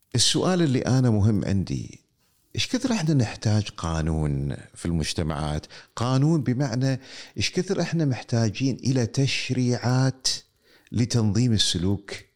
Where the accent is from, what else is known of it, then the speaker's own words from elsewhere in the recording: Kuwait; عندنا في الكويت